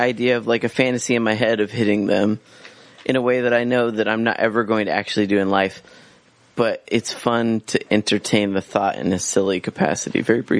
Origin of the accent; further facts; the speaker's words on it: Central Valley, California, United States; I'm from the Central Valley.